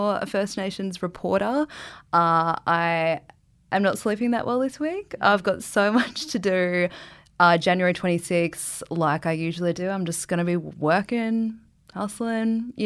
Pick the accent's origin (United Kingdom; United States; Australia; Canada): Australia; Brisbane, Queensland; I was born and raised in Meanjin